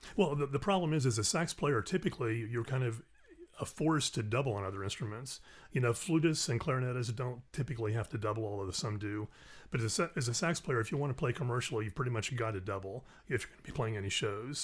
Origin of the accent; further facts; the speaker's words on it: Orlando, Florida, United States; moved away as an adult; also born or lived in the Carolinas; now in Kentucky, United States; originally from Orlando, Florida.